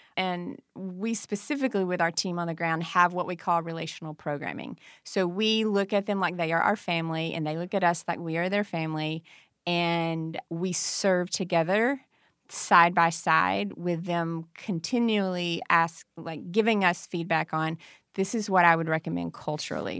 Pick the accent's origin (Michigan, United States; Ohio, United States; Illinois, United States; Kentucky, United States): Kentucky, United States; Farmington; also born or lived in Murray, Kentucky; I'm from Farmington, Kentucky